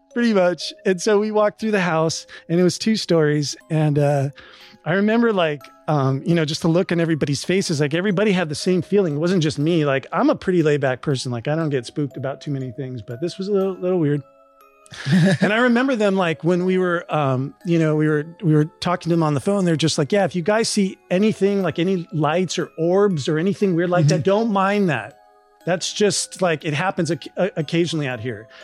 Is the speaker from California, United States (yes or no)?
yes; Southern California, United States; I grew up experiencing in SoCal